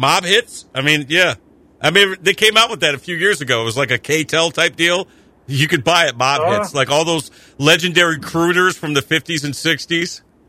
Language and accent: English; Rome, New York, United States; obviously, but I was born and raised in Rome, New York.